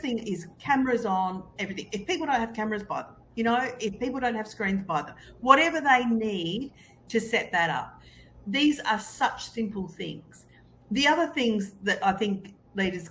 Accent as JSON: {"language": "English", "country": "Australia", "said": "I'm Australian"}